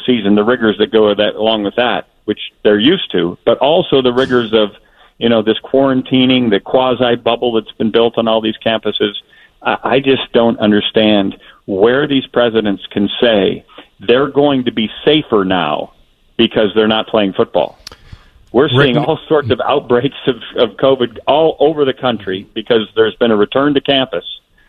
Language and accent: English; Wisconsin, United States; born there; You know, I was born in Wisconsin. My mom and dad are Dick and Jane, right?